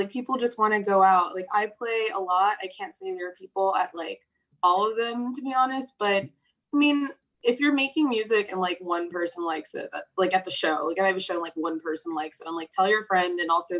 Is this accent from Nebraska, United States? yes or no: no; Virginia, United States; So I'm from Virginia. I don't know a whole lot about Australia, so I don't know how much people know about like Virginia's like the American South, and like my family immigrated and we moved there.